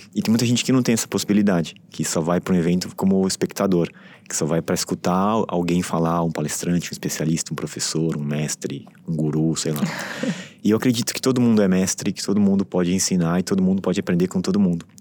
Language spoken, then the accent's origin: Portuguese; São Paulo, Brazil; eu fui criado em São Paulo, é, estudei sempre em São Paulo, trabalhei em São Paulo, vivi por muito tempo aqui